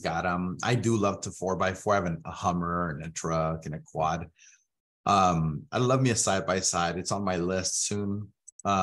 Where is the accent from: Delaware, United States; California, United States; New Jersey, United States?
California, United States; San Diego; My family and I was born in San Diego